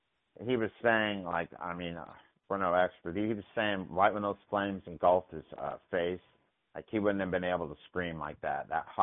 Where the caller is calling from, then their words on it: Menifee, California, United States; from Menifee.